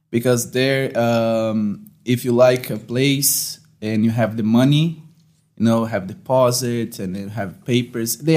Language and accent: English; Brazil; English is a second language; no man in brazil i was there in january this year and my hometown was 49 degrees celsius